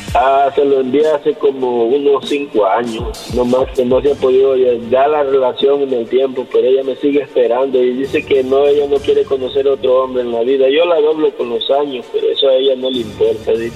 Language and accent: Spanish; El Salvador; yo soy salvadoreño.